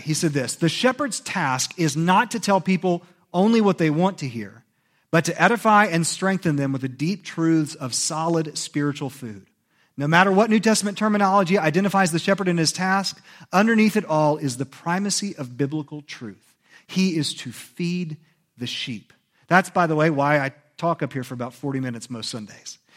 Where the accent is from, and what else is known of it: United States; born or raised there